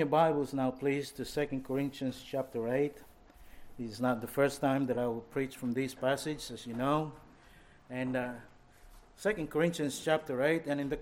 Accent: Philippines; moved away; I grew up in the Philippines in Joe's days.

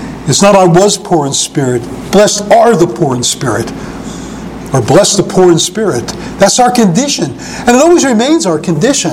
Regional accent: New York City, New York, United States; I was not only a youth growing up in New York at Coney Island, but when I hit my teens, it was Greenwich Village

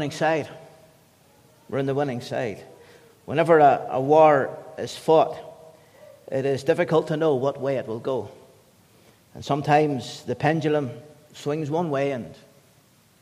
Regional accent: United Kingdom; As the British people

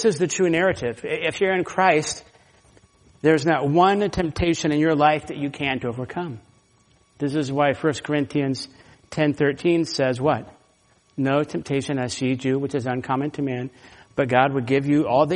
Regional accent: Florida, United States; moved away; also born or lived in California; I'm from Florida

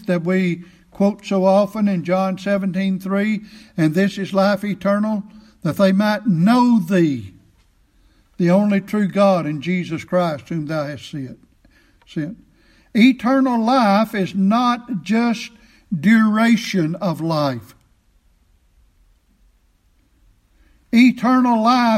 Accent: Chestnut Glade community, Weakley County, Tennessee, United States; I'm a Tennessean because I've lived in this state all my life, from one end to the other

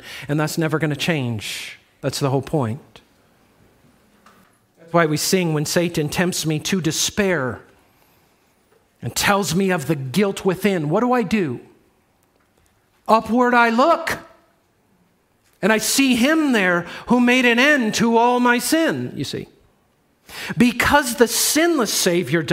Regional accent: Chicago, Illinois, United States; I'm from the Chicago area

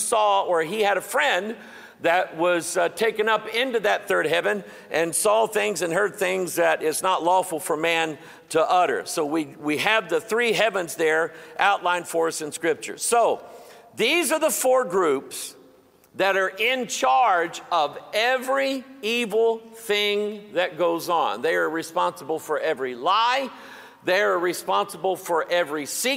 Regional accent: Festus, Missouri, United States; the little town that I'm from called Festus

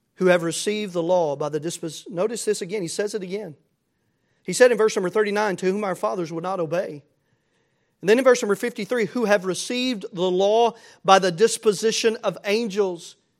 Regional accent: United States; As American Christians.

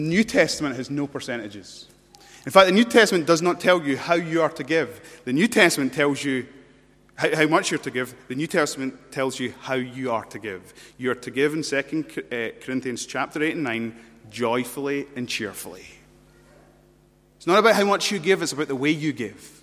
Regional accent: United Kingdom; we're British

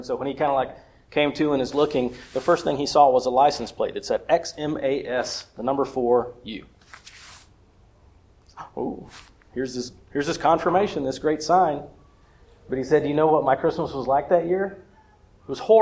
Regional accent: South Carolina, United States; now in Georgia, United States; I'm from South Carolina, by way of North Carolina, and now in Georgia.

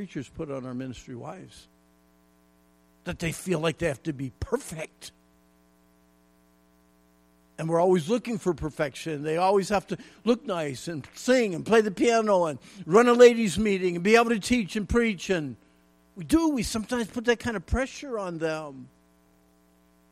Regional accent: Pennsylvania, United States; When I was a kid growing up in Pennsylvania

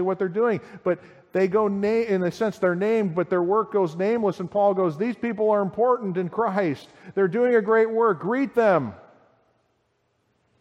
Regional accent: United States; I'm the American.

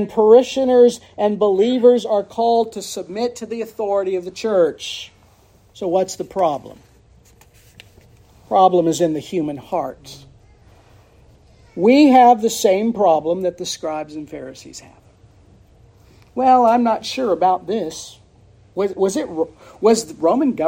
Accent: United States; I, as a patriot and as an American and as an Irishman

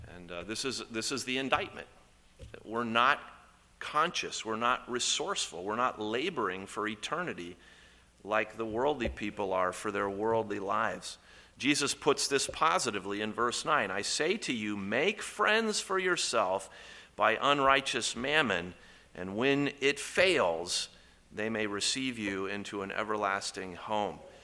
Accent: Columbus, Indiana, United States; I grew up in Columbus, Indiana

